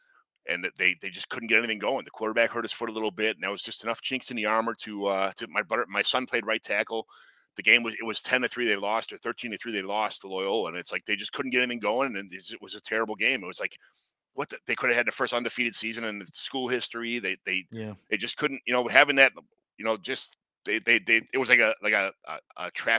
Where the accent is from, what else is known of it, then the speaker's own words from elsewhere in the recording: Chicago, Illinois, United States; Growing up in the South Side of Chicago and just drinking with all these people all the time.